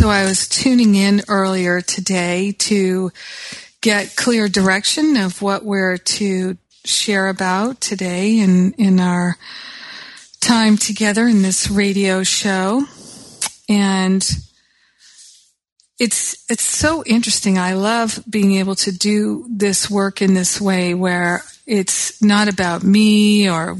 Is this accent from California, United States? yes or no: yes; Los Angeles, California, United States; in my hometown of Los Angeles